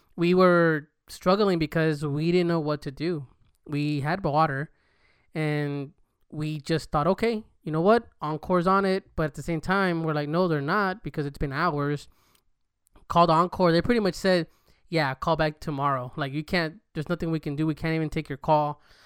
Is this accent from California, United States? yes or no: yes; California, United States; now in Texas, United States; I'm from Cali